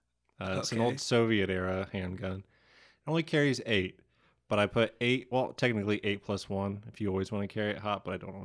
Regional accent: Franklin, Ohio, United States; I am from Big Texas, Franklin, Ohio.

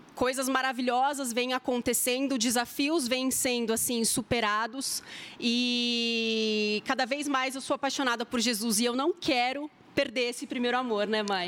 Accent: São Paulo, Brazil; accent: R puxado; now in Maringá, Brazil; eu sou paulistana

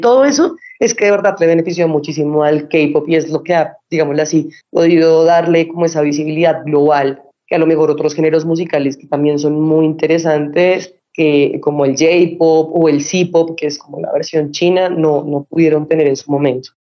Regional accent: Colombia; como colombianos, sí somos muy bienvenidos en Corea

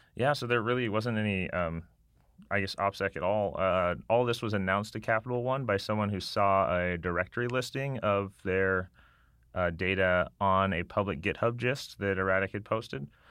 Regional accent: Las Vegas, Nevada, United States; moved away; I grew up in Las Vegas

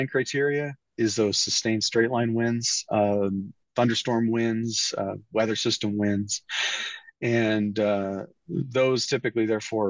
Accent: Iowa, United States; moved away; my home state, which is Iowa

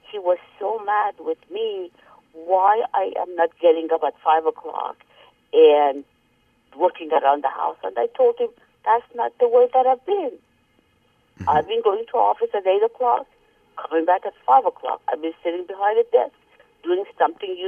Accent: Tehran, Tehran Province, Iran; English is a second language; moved away; I was coming from Tehran, and then I had been here in very big and advanced cities

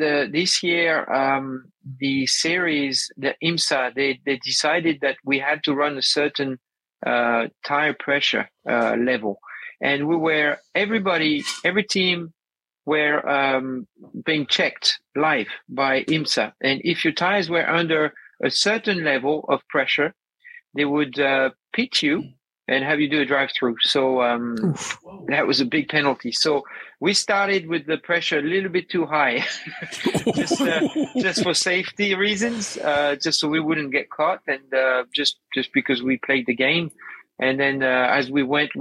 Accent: France; moved away; I'm originally from France

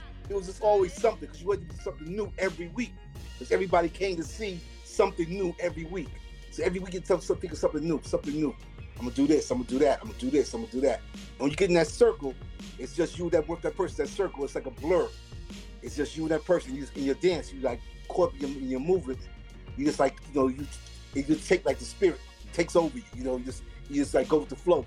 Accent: New York City, New York, United States; also born or lived in the Bronx; I came from Harlem, so I come to the Bronx, because my girlfriend lived in the Bronx at that time

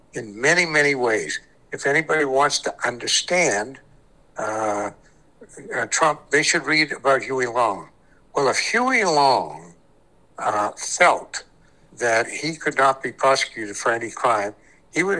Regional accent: Cape Elizabeth, Maine, United States; born or raised there; also born or lived in New Haven, Connecticut

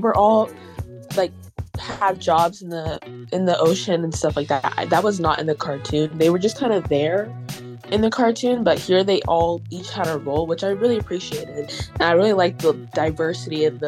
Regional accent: Nigeria; I'm Nigerian

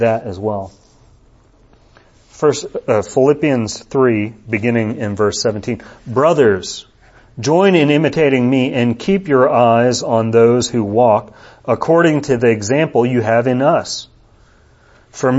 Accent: United States; As a U.S. citizen living here, I'm controlled by the laws of the United States.

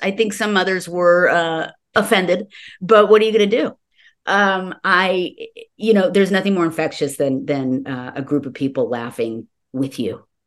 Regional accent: Los Angeles, California, United States; I was born and raised in Los Angeles

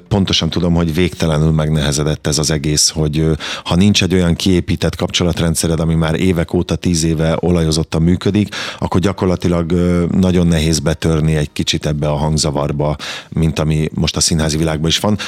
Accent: Kaposvár, Somogy, Hungary; born or raised there

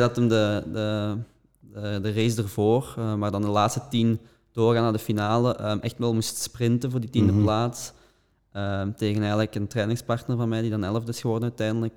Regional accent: Belgium; als Belgen

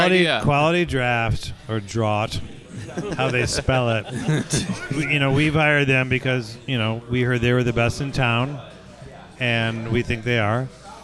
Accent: Michigan, United States; now in Houston, United States; I'm from Michigan, and I go back home for Christmas

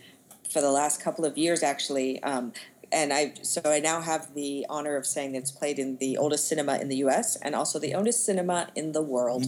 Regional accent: Las Vegas, Nevada, United States; I'm from Las Vegas, born and raised.

